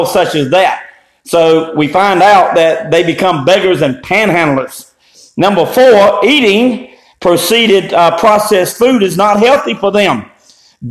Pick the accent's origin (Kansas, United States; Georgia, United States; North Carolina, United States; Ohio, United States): North Carolina, United States; Eastern; I grew up in Eastern North Carolina